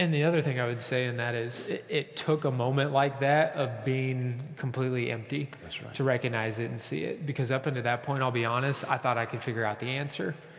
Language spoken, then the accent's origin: English; Kansas, United States; I said, Kansas